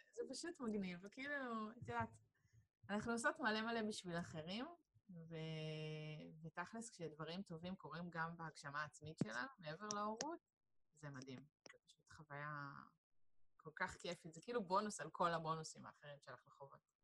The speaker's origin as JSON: {"language": "Hebrew", "town": "Hod HaSharon", "region": "Central District", "country": "Israel", "tie": "born or raised there", "moved": "as an adult", "lives_now": "Petah Tikva, Israel", "said": "אני כאילו במקור מאוד השרון, וכפר סבא זה היה תמיד העיר שיצאנו לבלות בתור אה, בני נוער"}